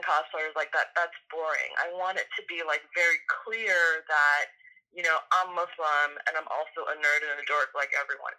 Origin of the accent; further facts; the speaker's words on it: New York, United States; I'm from New York, and I feel like you don't have a personality in New York unless there is some sort of sarcasm